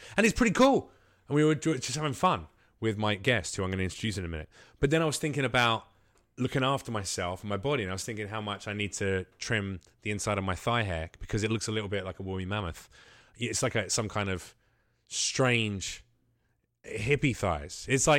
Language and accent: English; the South, United States; I can't do the voice now. I'm from the South.